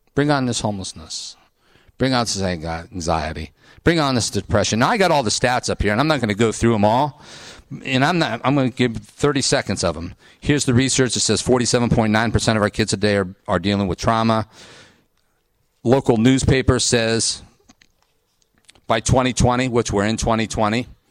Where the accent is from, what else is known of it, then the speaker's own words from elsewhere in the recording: Ohio, United States; I went to Ohio State. I grew up in Ohio. I'm in Ohio. I'm Midwest